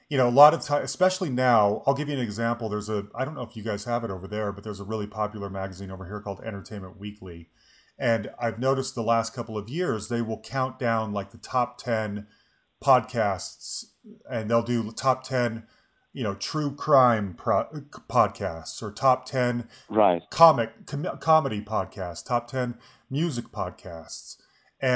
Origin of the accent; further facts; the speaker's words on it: Salt Lake City, Utah, United States; now in Denver, United States; I grew up in Salt Lake City